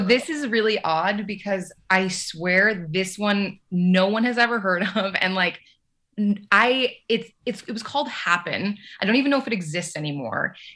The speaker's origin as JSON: {"language": "English", "town": "Los Angeles", "region": "California", "country": "United States", "tie": "born or raised there", "also_born_or_lived": "New York / New Orleans / Colorado", "moved": "as an adult", "said": "I grew up"}